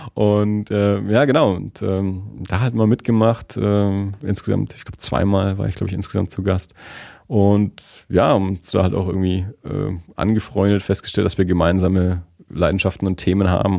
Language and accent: German; Erlangen, Bavaria, Germany; moved away as an adult; now in Nuremberg, Germany; Wir sind ja ursprünglich beide aus Tenlohe